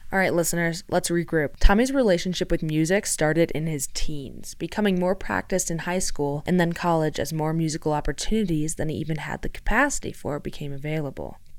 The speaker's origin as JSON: {"language": "English", "area": "Chicagoland suburbs", "region": "Illinois", "country": "United States", "tie": "born or raised there", "moved": "yes", "said": "I was raised in the Chicagoland suburbs"}